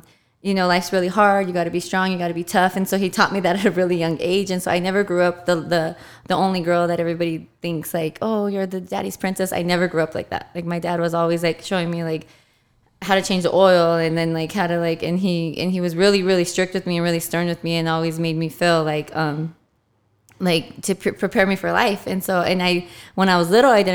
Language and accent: English; Fontana, California, United States; I grew up in Fontana, and I'm the only girl